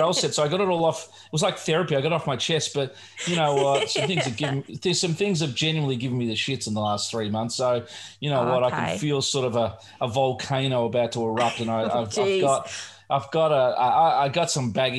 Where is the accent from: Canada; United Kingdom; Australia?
Australia; as an Australian growing up here